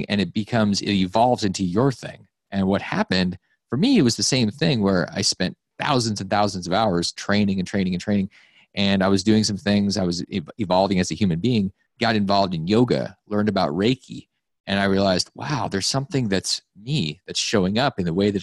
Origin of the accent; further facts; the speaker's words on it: Alaska, United States; When I grew up in Alaska